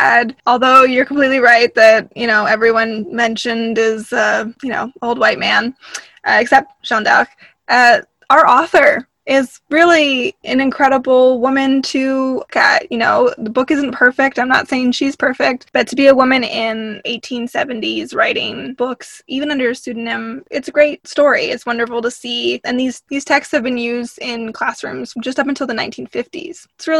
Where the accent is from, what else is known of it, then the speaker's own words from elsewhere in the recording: Canada; Sometimes as a Canadian, we get the question of like, well, what makes someone Canadian?